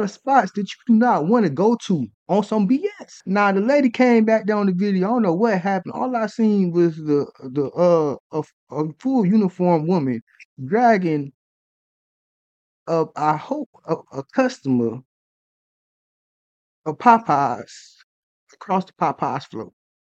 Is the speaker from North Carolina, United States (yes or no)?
yes; North Carolina, United States; I'm from North Carolina.